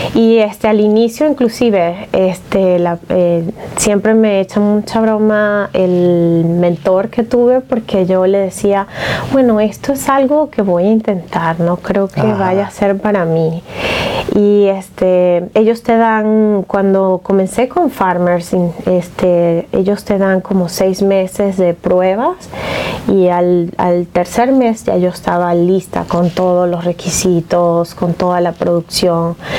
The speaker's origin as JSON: {"language": "Spanish", "country": "Venezuela", "also_born_or_lived": "Seattle", "moved": "as an adult", "said": "En Venezuela, bueno, yo venía recién graduada"}